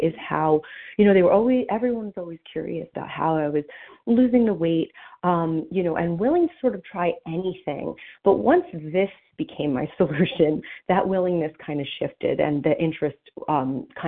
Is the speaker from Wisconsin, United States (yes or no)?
no; New Jersey, United States; now in Pennsylvania, United States; I'm from New Jersey